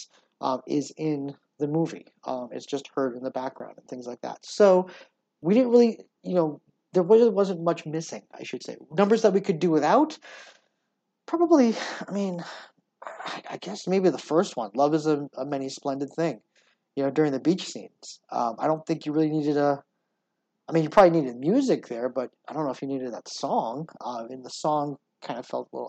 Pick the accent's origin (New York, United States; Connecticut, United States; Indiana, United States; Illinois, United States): Connecticut, United States; Hamden; My hometown, Hamden, Connecticut, has one of those types of schools